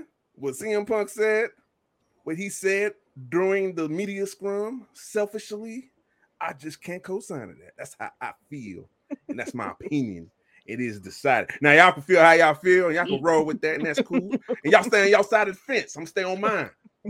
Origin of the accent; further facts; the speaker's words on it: Chicago, Illinois, United States; Yes, I'm from Chicago. Yes, shocking.